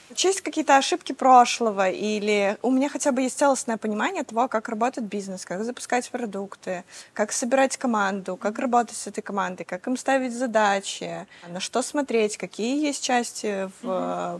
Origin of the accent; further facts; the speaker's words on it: Belarus; я из Беларуси